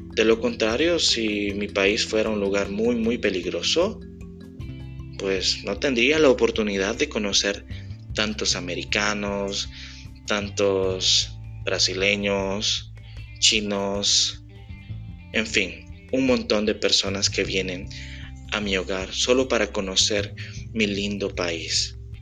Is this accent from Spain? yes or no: no; El Salvador; de El Salvador, que está en Centroamérica